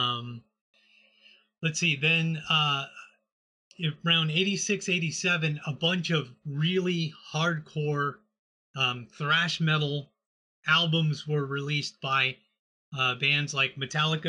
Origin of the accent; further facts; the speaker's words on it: Texas, United States; I grew up in Texas